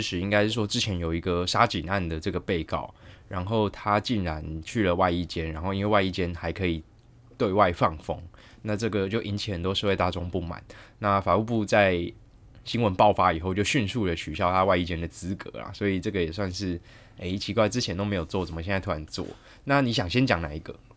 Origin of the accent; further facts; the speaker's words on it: Taichung, Taiwan; 我台中人